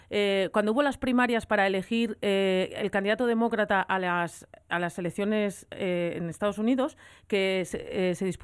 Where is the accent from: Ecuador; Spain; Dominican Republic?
Spain; Langreo, Asturias